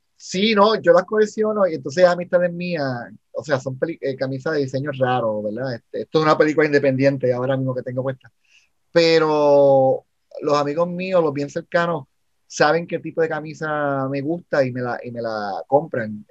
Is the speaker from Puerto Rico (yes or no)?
yes; Puerto Rico; soy un, puertorriqueño